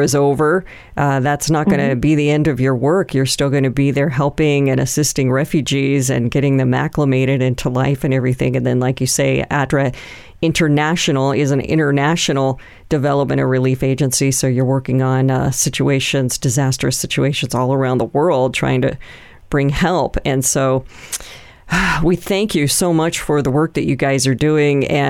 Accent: United States; we're from the United States

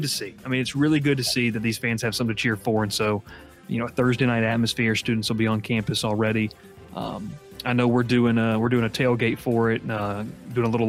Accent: Georgia, United States; I grew up in Georgia

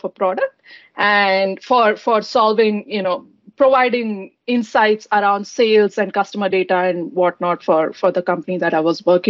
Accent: Bangalore, Karnataka, India; moved away as an adult; now in Redmond, United States; I'm from Bangalore in India

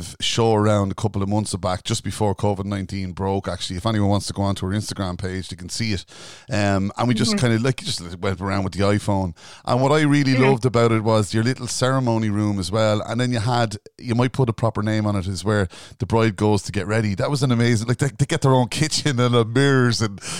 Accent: County Louth, Ireland; accent: Louth; Could I start off that with my Louth accent?

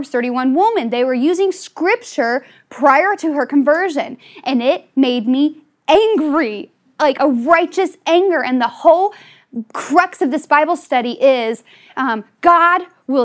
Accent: Southern Ohio, United States; also born or lived in West Virginia; I was born in West Virginia and raised in Southern Ohio.

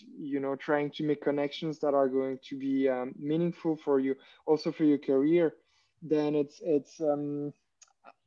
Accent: Switzerland; English is a second language; moved away as an adult; also born or lived in Germany; now in Berlin, Germany; I'm originally from Switzerland, based in Germany.

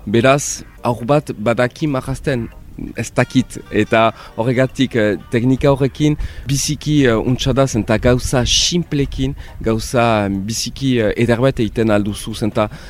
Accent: Bayonne, Nouvelle-Aquitaine, France; Nik hemen uh, eh, baiona atipian niz, ba, euskalduna naiz ere, biziki maite dut eh, nire erria

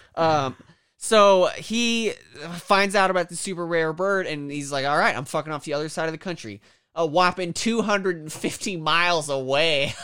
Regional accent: Kansas, United States; I'm from Kansas

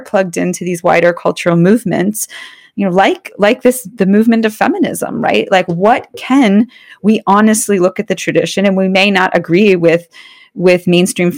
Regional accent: Allentown, Pennsylvania, United States; moved away; I was born in Allentown, Pennsylvania

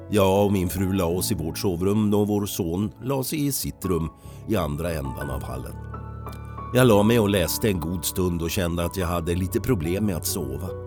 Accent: Falun, Dalarna County, Sweden; Jag är född och uppvuxen i Falun. Men numera bor jag i en liten by utanför Falun med min fru, en katt och en hund.

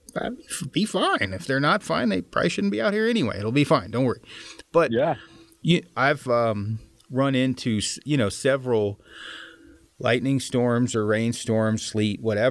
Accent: Oregon, United States; moved away; I'm from Oregon originally

